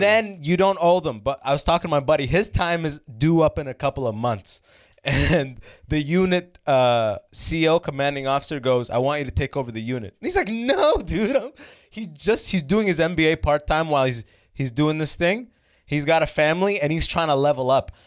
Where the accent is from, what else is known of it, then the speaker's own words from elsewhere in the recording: London, Ontario, Canada; London, where I grew up